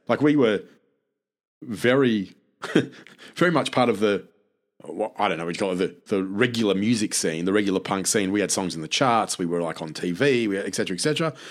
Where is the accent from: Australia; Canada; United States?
Australia; I'm Australian